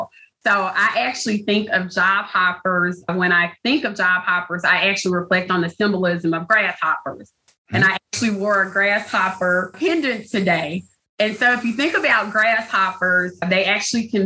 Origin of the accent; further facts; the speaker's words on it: the South, United States; I'm a girl from the South, so I have lots of old phrases and things like